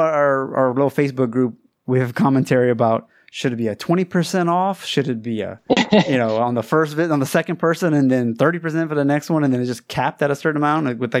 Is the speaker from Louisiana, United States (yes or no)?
yes; Louisiana, United States; moved away as an adult; now in China; I grew up in Louisiana.